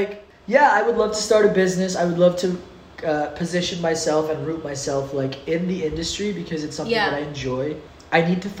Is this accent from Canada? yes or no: yes; Canada; now in Philippines; I grew up in Canada. I was born in Canada. I grew up in Canada.